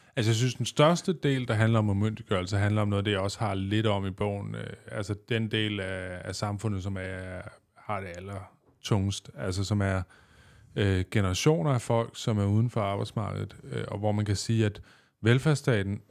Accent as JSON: {"language": "Danish", "region": "West Zealand", "country": "Denmark", "tie": "born or raised there", "said": "Da jeg voksede op i Vestland, der arbejdede folk på Carmen Curlers"}